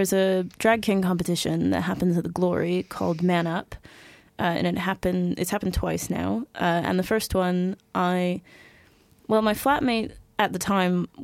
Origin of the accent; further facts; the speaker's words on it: United States; accent: American; moved away; As you may have guessed by my accent, I am in fact American